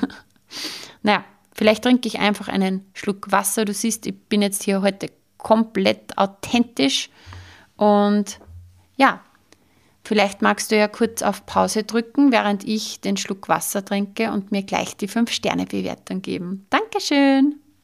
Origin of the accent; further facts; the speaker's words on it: Austria; bei uns in Österreich